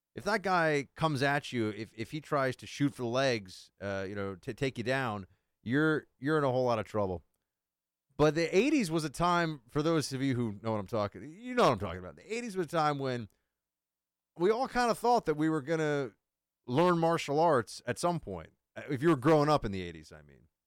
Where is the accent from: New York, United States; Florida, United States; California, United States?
New York, United States; moved away as an adult; now in Washington, D.C., United States; coming as a New Yorker